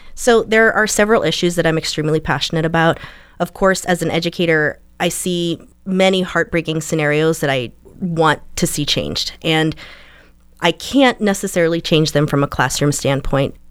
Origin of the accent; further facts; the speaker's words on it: St. Marys, Pennsylvania, United States; I was born in Saint Mary's and raised in Elk County